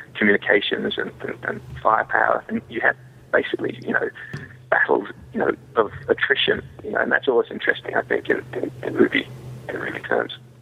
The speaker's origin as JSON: {"language": "English", "region": "England", "country": "United Kingdom", "moved": "yes", "lives_now": "United States", "said": "I'm an English boy that played cowboys and came to America"}